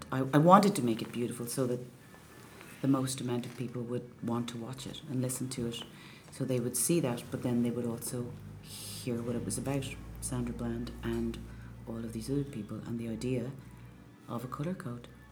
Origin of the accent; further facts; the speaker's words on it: Enniscorthy, County Wexford, Ireland; moved away; also born or lived in Clontarf, Dublin / Bray; we moved to Enniscorthy when I was just before I was four, and um, that's where my dad is from